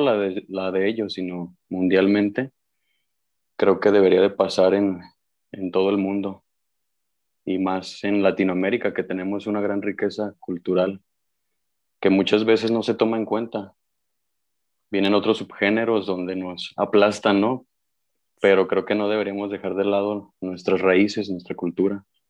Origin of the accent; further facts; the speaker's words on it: Mexico; como mexicano